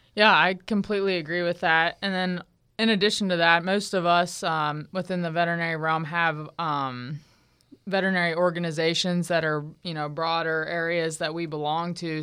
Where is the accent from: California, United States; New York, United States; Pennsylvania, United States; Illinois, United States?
Pennsylvania, United States; Southwest; moved away as an adult; also born or lived in Morgantown, West Virginia / Virginia; now in Florida, United States; I'm originally from Southwest Pennsylvania. Um, I grew up on a farm there